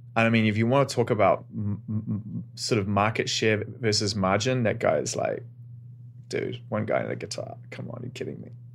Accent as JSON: {"language": "English", "region": "Auckland", "country": "New Zealand", "tie": "born or raised there", "said": "growing up in Auckland, New Zealand"}